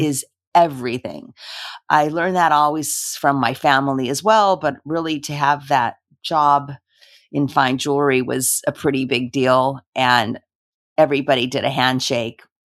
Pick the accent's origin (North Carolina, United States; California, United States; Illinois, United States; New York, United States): California, United States; Los Angeles; I was born in Los Angeles, and I am a daughter of two immigrants